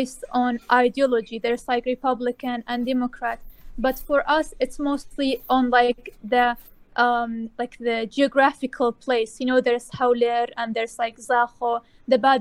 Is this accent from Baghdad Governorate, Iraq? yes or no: no; Kurdistan Region, Iraq; I'm from South Kurdistan or Bashur.